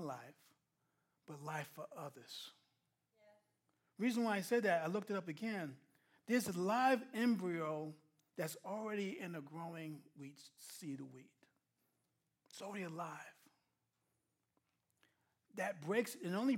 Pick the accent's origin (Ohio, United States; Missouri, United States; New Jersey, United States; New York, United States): New York, United States; I'm a New Yorker, plain and simple